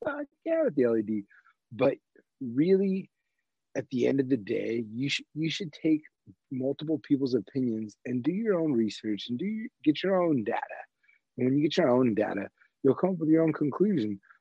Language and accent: English; Southern California, United States; moved away; I grew up in SoCal